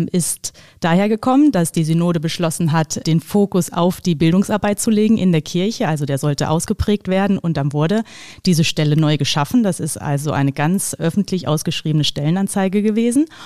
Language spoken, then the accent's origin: German; Kassel, Hesse, Germany; now in Vienna, Austria; Also ich komme ursprünglich aus Kassel und äh, mein Mann kommt aber aus Wien und die Familie lebt im Burgenland.